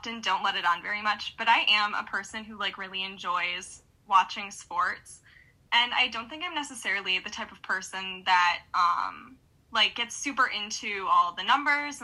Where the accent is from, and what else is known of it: Utica, Michigan, United States; born or raised there